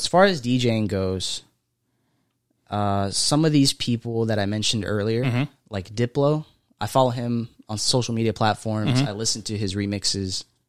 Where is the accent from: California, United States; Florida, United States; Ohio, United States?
Florida, United States; Fort Lauderdale; moved away; also born or lived in West Palm Beach, Florida; I was born in Fort Lauderdale.